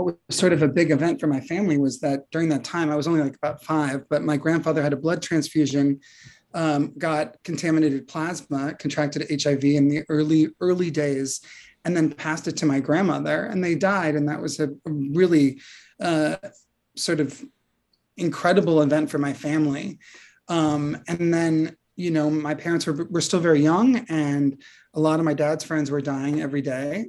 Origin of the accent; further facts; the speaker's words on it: Pacifica, California, United States; my hometown of Pacifica, California, a small surfer town in the San Francisco Bay Area